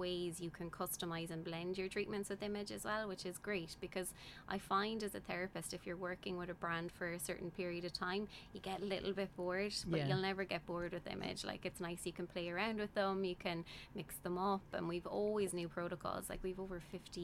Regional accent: Tipperary, Munster, Ireland; also born or lived in Australia; I'm from Tipperary

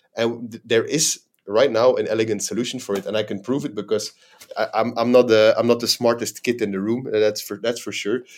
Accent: Belgium; moved away as an adult; now in Dubai, United Arab Emirates; I'm a, a, a Belgian national, born and raised in Belgium.

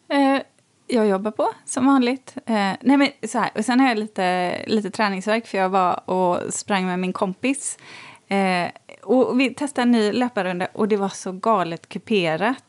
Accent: Borås, Västra Götaland, Sweden; där jag växte upp i Borås

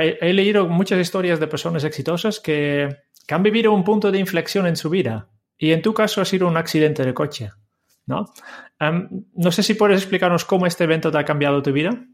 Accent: Netherlands; yo, como holandés

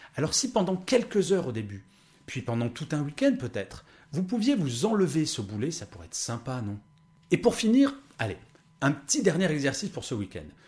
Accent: France; born or raised there

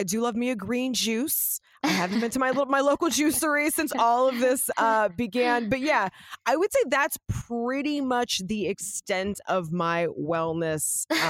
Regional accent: Los Angeles, California, United States; I grew up here in Los Angeles

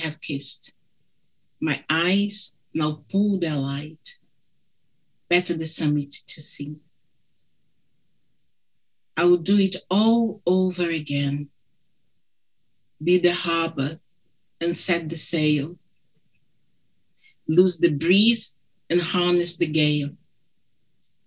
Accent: Brazil; accent: thick; English is a second language; moved away; Apologies for my thick accent. My husband, he's British. My daughter, she's British Brazilian

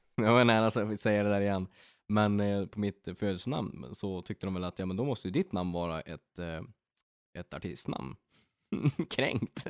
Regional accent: Örnsköldsvik, Västernorrland County, Sweden; now in Västerås, Sweden; jag från Övik bor i Västerås

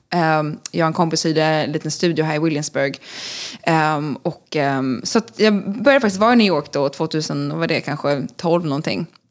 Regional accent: Stockholm, Stockholm County, Sweden; moved away as an adult; also born or lived in Skåne; now in Los Angeles, United States; jag är född i Stockholm, eh, bodde där tills jag var femton, eh, på Gärdet i Östermalm

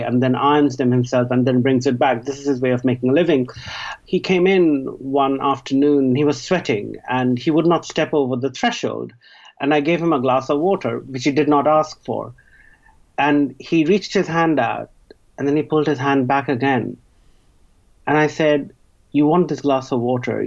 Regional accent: India; moved away; in the time that I was growing up in India, in the 70s, 80s, and 90s

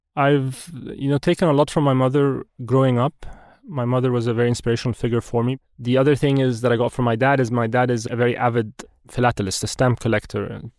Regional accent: Egypt; also born or lived in Wimbledon, London, United Kingdom; I'm forty-one years old, I'm Egyptian.

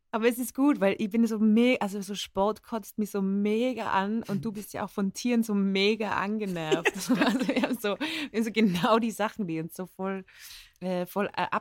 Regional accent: Innsbruck, Tyrol, Austria; accent: Tyrolean; moved away as an adult; now in Vienna, Austria; ich bin aufgewachsen in Tirol. Meine Eltern kommen aus Oberösterreich und äh, lebe seit zehn Jahren in Wien und habe so einen Wiener Einschlag mit ein paar Wörtern, mit Uhr und sowas. Aber ähm, eigentlich ist es ja tirolerisch

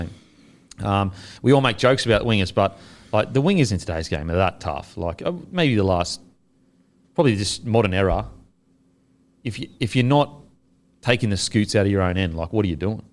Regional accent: Australia; as an Australian

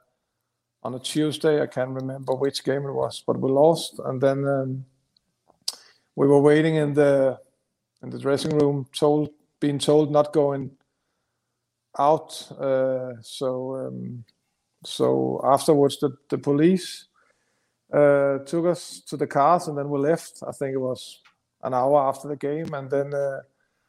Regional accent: Denmark; English is a second language; moved away as an adult; also born or lived in London; When you came over from Denmark, you can, as you know, I can speak English, but it's still a strange accent even in London.

